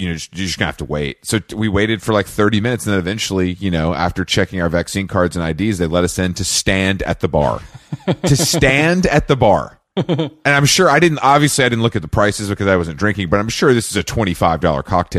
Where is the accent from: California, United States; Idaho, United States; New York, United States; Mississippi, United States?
New York, United States; New York City; I'm a New Yorker.